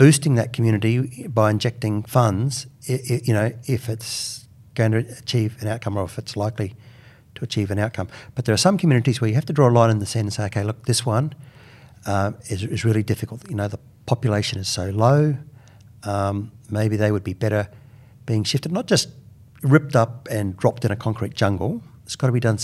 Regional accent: Queensland, Australia; I'm Queenslander

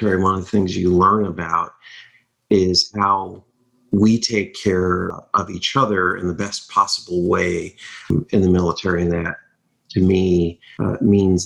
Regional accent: Michigan, United States; growing up in Michigan

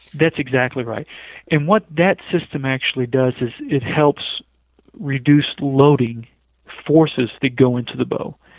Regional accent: western Kentucky, United States; moved away as an adult; now in Salt Lake City, United States; I grew up in Kentucky, small town

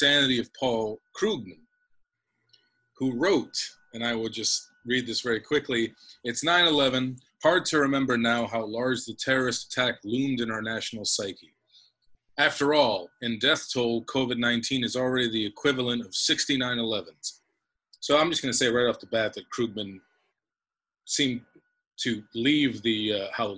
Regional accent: New York, United States; as a New Yorker

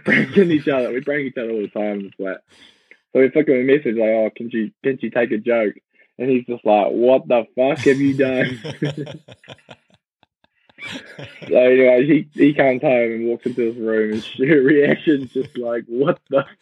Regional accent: Kerikeri, Northland, New Zealand; I grew up on a organic farm, beef and sheep, like outside, about 10 minutes outside of Kerikeri

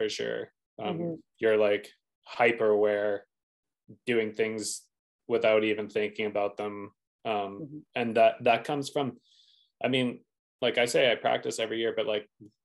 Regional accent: Revelstoke, British Columbia, Canada; I was obviously from Revelstoke

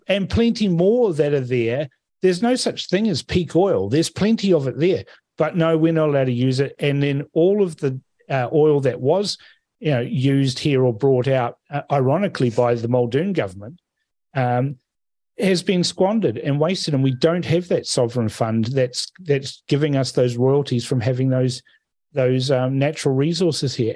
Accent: Fiji; now in New Zealand; I'm from Fiji. I was born there

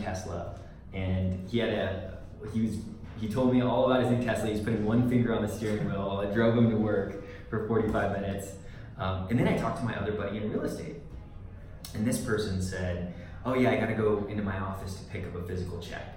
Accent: Northern California, United States; moved away as an adult; now in Colorado, United States; I grew up in Northern California and then moved down to Southern California.

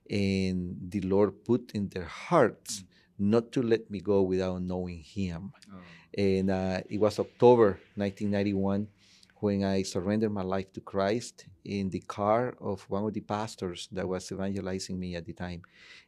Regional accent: Tegucigalpa, Francisco Morazán, Honduras; moved away; originally, I am from Honduras, Tegucigalpa

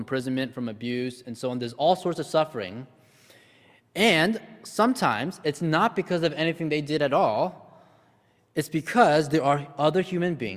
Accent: United States; I was born in the States and I grew up in a relatively privileged household

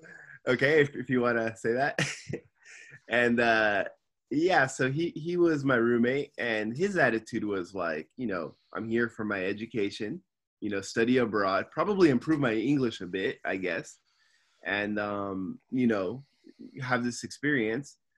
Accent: Simi Valley, California, United States; now in Tokyo, Japan; I'm from Simi Valley, California, and I'm living in Tokyo, Japan now.

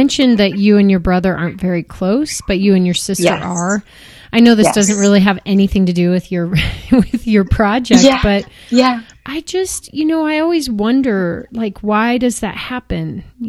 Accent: United States; Like, hey, I grew up in the States, clearly, like, you know, interesting background

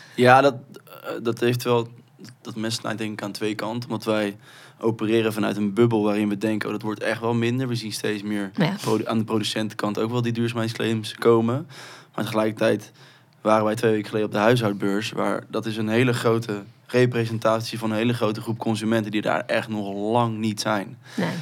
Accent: Rotterdam, South Holland, Netherlands; wij komen uit Rotterdam, dat is de armste, armste gemeente van Nederland

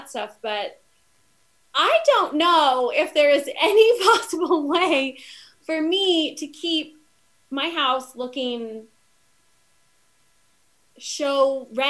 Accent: Wichita, Kansas, United States; now in Arizona, United States; I'm from Wichita, Kansas

